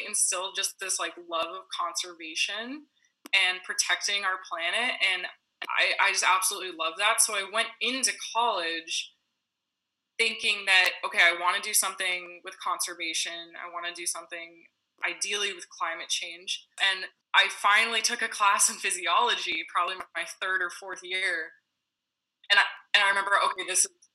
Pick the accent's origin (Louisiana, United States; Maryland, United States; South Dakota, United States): Maryland, United States; Cabin John; moved away as an adult; also born or lived in Manitoba, Canada; now in Canada; I am from Cabin John, Maryland